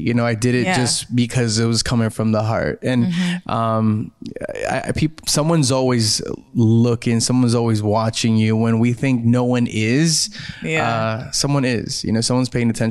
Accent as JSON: {"language": "English", "town": "South Gate", "region": "California", "country": "United States", "tie": "born or raised there", "said": "my hometown of Southgate"}